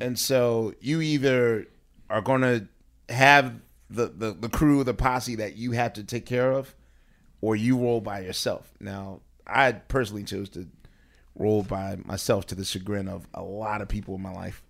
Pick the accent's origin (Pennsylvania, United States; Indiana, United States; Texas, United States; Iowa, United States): Pennsylvania, United States; Philadelphia; moved away as an adult; now in New York, United States; as a Philadelphian and as a season ticket holder to the Sixers